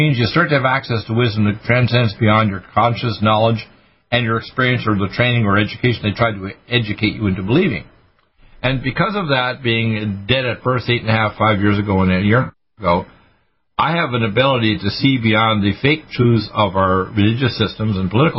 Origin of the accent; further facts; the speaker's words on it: Detroit, Michigan, United States; born there; also born or lived in Dartmouth, Canada; Now, in grade 10, I was living in Dartmouth, Nova Scotia. I was born in Detroit, Michigan, so I'm an American.